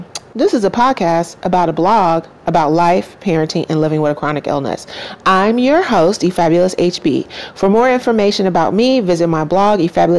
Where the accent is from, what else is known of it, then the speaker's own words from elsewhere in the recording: United States; That's what being Black American in your own country that hates you does to you.